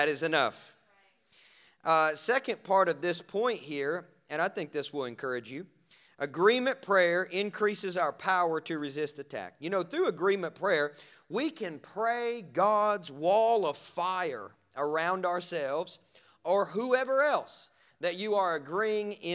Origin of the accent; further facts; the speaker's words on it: Kentucky, United States; I'm from Kentucky